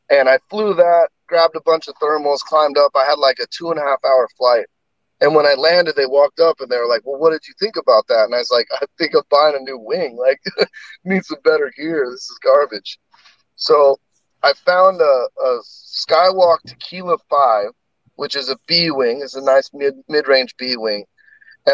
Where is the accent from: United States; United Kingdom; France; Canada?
United States; Hemet, California; now in Sherwood, United States; I grew up down in Hemet in Southern California.